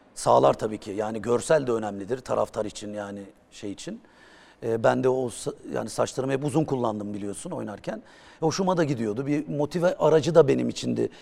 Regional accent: Bursa, Turkey; born or raised there

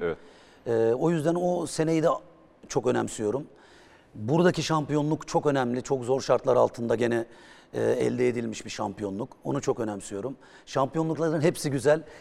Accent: Bursa, Turkey; born or raised there

